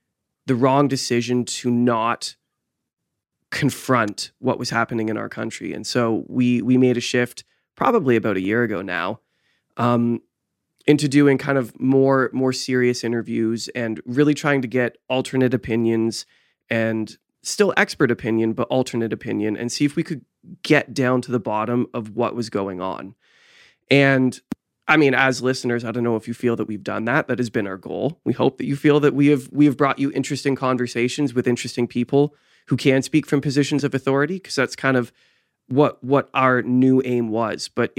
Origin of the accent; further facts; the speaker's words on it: Canada; we all shared this common theme of being Canadian.